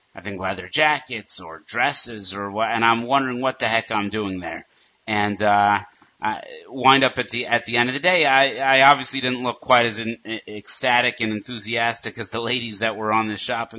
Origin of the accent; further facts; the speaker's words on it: Denver, Colorado, United States; growing up in Denver, Colorado